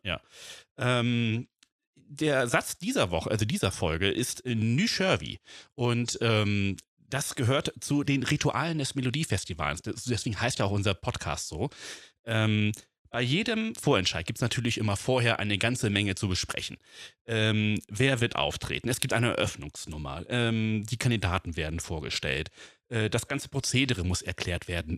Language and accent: German; Flensburg, Schleswig-Holstein, Germany; ich bin halt auch in Flensburg geboren, Dänemark ganz nah dran.